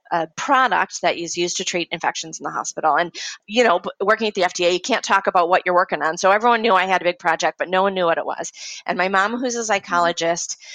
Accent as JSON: {"language": "English", "region": "Midwest", "country": "United States", "said": "I am from the Midwest"}